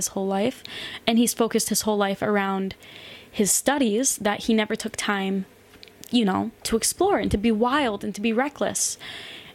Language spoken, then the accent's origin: English; United States; moved away as an adult; growing up in America